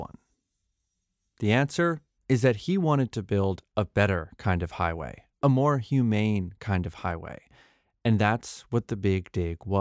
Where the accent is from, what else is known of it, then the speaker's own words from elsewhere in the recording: Massachusetts, United States; when I was growing up in Massachusetts in the 1990s